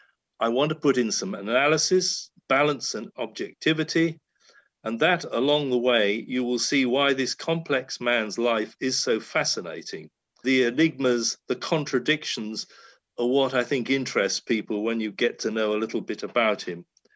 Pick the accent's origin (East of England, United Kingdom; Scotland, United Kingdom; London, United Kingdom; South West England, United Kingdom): East of England, United Kingdom; Felixstowe; I was born in Felixstowe